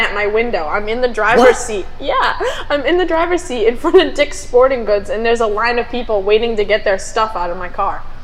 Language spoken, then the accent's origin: English; Taunton, Massachusetts, United States; I'm from East Taunton